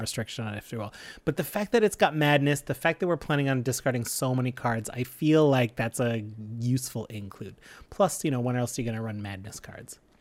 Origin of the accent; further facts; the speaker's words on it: Canada; We're proud Canadian podcasters